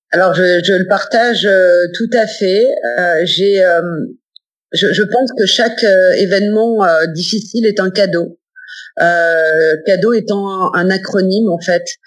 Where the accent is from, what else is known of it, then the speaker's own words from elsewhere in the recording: Nice, Provence-Alpes-Côte d'Azur, France; je suis originaire de Nice